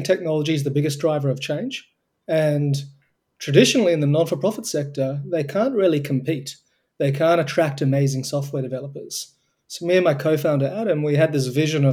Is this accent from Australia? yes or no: yes; Australia; accent: Australian; It started in Australia, as you can probably tell from my accent.